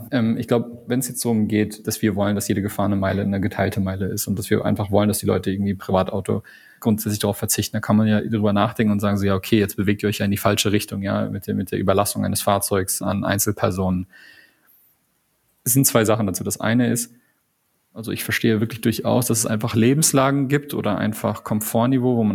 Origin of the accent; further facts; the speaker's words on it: Canada; also ich bin ja Kanadier, ne?